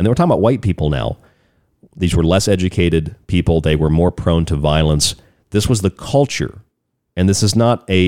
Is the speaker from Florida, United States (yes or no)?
yes; Florida, United States; I'm from the state of Florida, I'm from the South